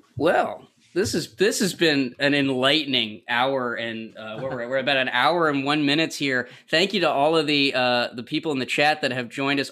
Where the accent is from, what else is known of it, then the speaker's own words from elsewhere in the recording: Syracuse, New York, United States; moved away; I grew up just outside Syracuse